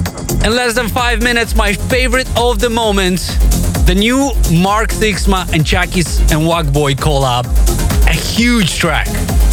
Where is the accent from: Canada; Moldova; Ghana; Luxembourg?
Moldova; the capital city of my home country of Moldova.